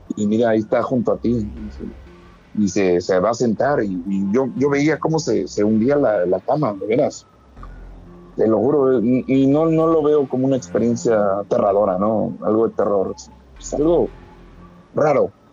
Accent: Mexico City, Mexico; moved away; Yo soy de la Ciudad de México

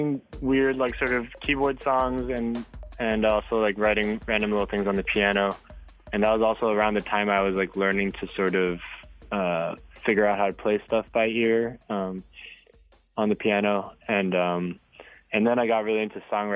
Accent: Hong Kong; moved away; growing up in Hong Kong

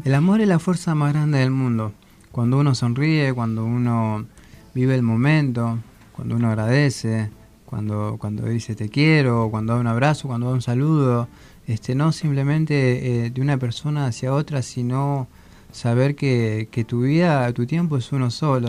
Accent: Pedro Luro, Buenos Aires Province, Argentina; moved away as an adult; no soy de Buenos Aires, soy de Pedro Luro, partido de Villarino, eh, al límite de la Patagonia, el río Colorado

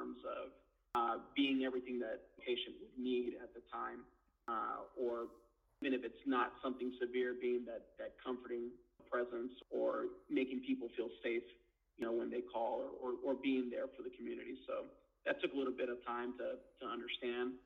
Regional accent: Northern LA County, California, United States; also born or lived in East Los Angeles, California; my parents moved up to Northern LA County when I was a little younger

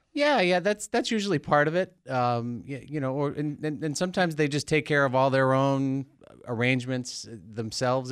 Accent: Dennis, Massachusetts, United States; moved away as an adult; also born or lived in Berkeley; Grew up on Cape Cod in Dennis, Massachusetts

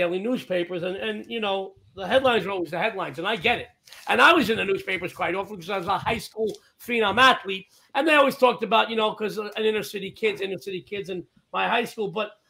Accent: New York City, New York, United States; moved away as an adult; now in Las Vegas, United States; you know I live in Southern Nevada. We have one major newspaper in the state of Nevada. And I come from the Lower East Side. I lived in Manhattan for most of my life. Well, I'm here 32 years. So I guess I live in Vegas for most of my life. But I lived in Manhattan for over 20 years

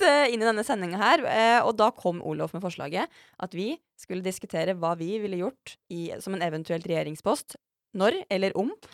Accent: Mjøsa region, Innlandet, Norway; der jeg kommer fra

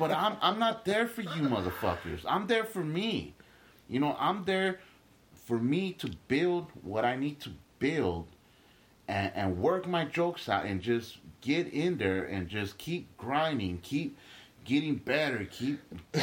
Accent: Los Angeles, California, United States; born or raised there; also born or lived in Guatemala

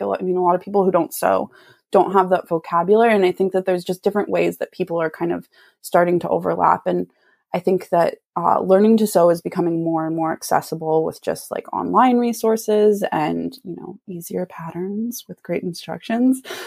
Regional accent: Santa Cruz, California, United States; moved away as an adult; now in Sacramento, United States; I'm from Santa Cruz and I moved a few years ago to Sacramento

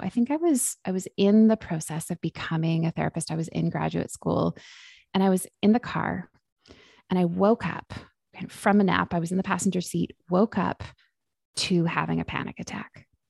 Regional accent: Vancouver, British Columbia, Canada; now in Victoria, Canada; I am born and raised in Vancouver, B C, and just made a move to Victoria, B C

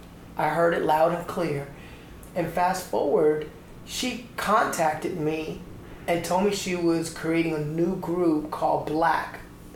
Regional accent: Atlanta, Georgia, United States; moved away; I came from Atlanta, Georgia

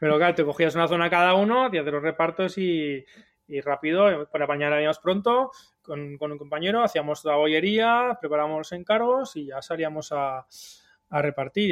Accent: Huesca, Aragon, Spain; moved away as an adult; also born or lived in Barcelona; soy de Huesca

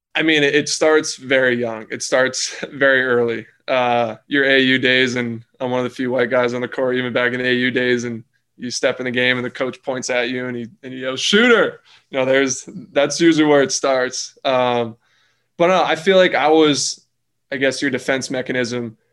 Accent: Clifton Park, New York, United States; moved away; I'm from New York. I'm not from the city

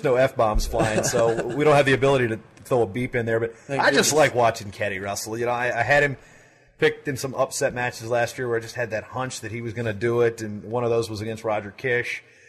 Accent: East Coast, United States; having been growing up on the East Coast

